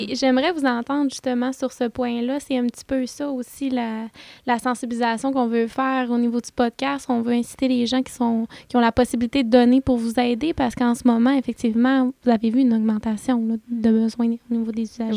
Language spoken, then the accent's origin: French; Saint-Prime, Quebec, Canada; je viens du lac Saint-Jean. Moi, à la base, je viens de Saint-Prime